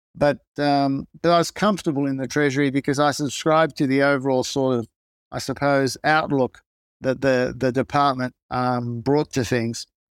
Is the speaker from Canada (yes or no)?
no; Newcastle, New South Wales, Australia; first language Greek; English is a second language; I grew up in Newcastle, in, um, Australia, which in those days was a steel city and a big coal port.